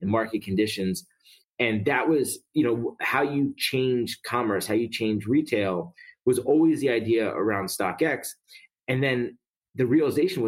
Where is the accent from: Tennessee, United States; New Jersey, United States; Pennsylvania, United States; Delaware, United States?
Pennsylvania, United States; Philadelphia; moved away as an adult; also born or lived in Atlanta / New York; I grew up in Philly.